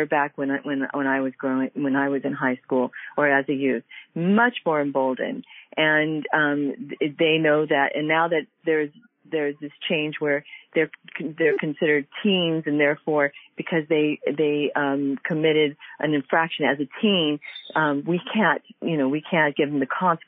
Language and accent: English; Pasadena, California, United States; as a 53-year-old growing up in the Pasadena area